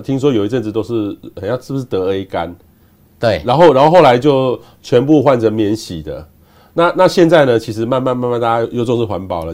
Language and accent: Chinese; Taiwan; 我们台湾人